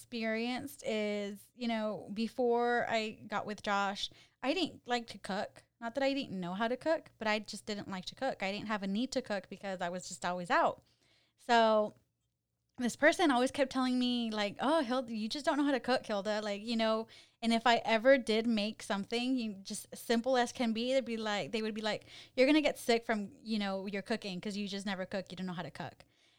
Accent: California, United States; I just feel insulted because I'm from the Valley.

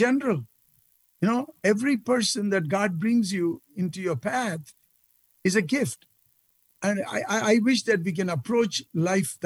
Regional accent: India; moved away; as a boy growing up in India

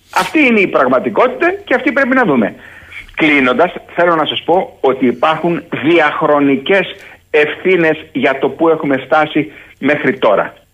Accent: Greece; ως Έλληνας, ως Έλληνας πρώην στρατιωτικός

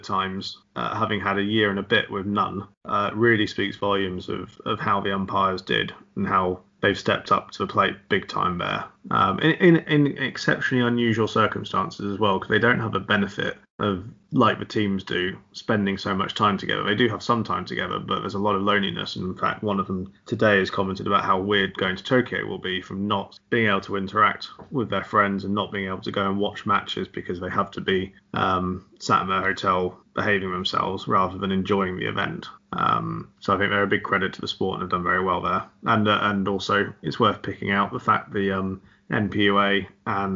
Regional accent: England, United Kingdom; as an English British person

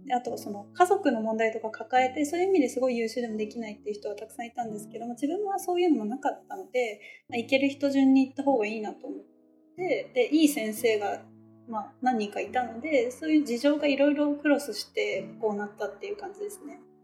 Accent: Nara, Japan; also born or lived in Tokyo, Japan; now in Exeter, United Kingdom; 自分の実家が奈良県のその別に奈良市ではないめっちゃ田舎なとこで

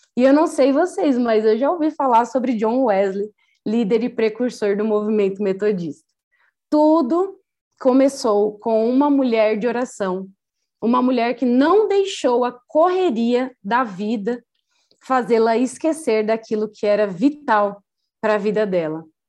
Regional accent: Brazil; Como boa brasileira

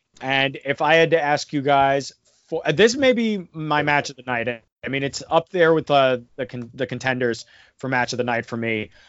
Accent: United States; I'm from America, dude.

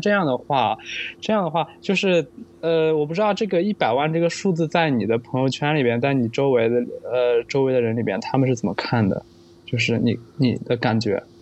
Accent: Henan, China; now in Beijing, China; 我的家乡河南

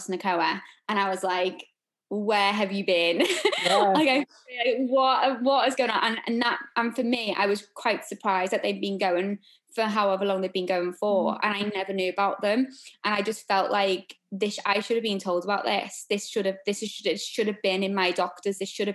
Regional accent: Liverpool, North West England, United Kingdom; I'm from Liverpool

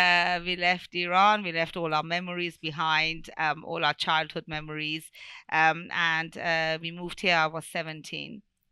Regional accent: Bristol, South West England, United Kingdom; born there; basically, I was born here in Bristol, in UK, in Bristol, because my parents met in England and they got married in England.

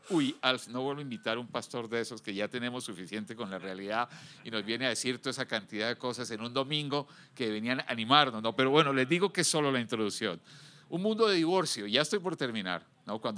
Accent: United States; now in Guadalajara, Mexico; Yo vengo de los Estados Unidos uno de los países más desarrollados del mundo, quizás con la fuerza de policía más organizada y con más recursos.

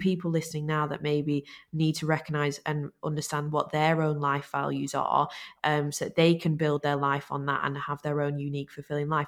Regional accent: Lancashire, North West England, United Kingdom; we're from Lancashire

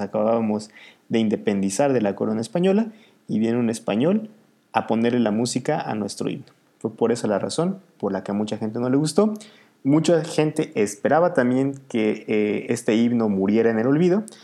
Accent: Mexico; a mí como mexicano

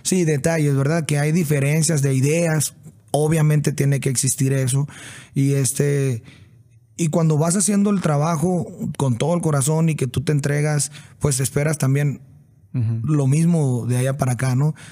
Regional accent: Sinaloa, Mexico; moved away; pues es mi raíz, soy de Sinaloa y a unas cuadras de la casa

